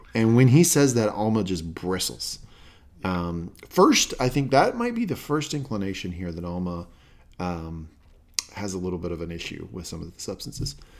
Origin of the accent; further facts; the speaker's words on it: Southern United States, United States; accent: Southern; that Southern accent